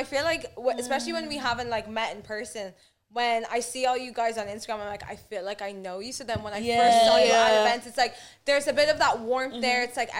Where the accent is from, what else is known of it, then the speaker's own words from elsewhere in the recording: Dublin, Leinster, Ireland; See, I grew up in Blanche, so it was like 39A was my life.